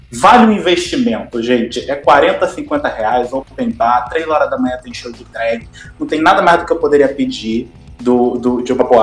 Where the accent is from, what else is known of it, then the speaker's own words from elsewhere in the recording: Rio de Janeiro, Brazil; now in Imperatriz, Brazil; Bem, eu tô morando em Imperatriz, mas eu sou do Rio, então vou começar primeiro pela minha cidade natal, sabe?